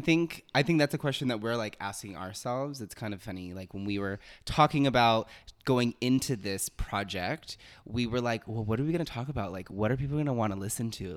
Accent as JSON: {"language": "English", "town": "Los Angeles", "region": "California", "country": "United States", "also_born_or_lived": "Miami, Florida", "said": "I'm originally from Miami, Florida. Um, I lived there until I was about eight, nine, nine years old. Um, and I moved to Los Angeles, California"}